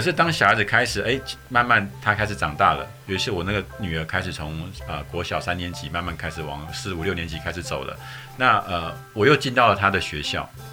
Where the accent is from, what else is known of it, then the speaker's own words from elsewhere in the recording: Kaohsiung, Taiwan; moved away as an adult; now in Yilan, Taiwan; 我是高雄长大的孩子